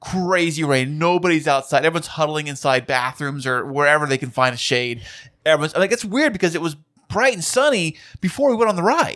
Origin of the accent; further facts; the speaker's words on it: California, United States; we're from California here